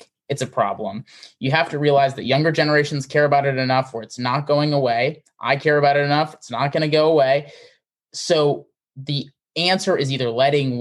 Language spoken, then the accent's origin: English; Wisconsin, United States; I grew up in Wisconsin